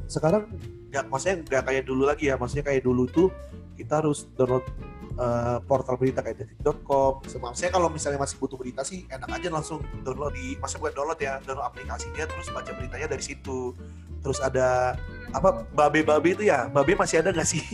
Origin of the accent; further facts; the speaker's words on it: Samarinda, East Kalimantan, Indonesia; moved away; satu SMA juga kan di di Samarinda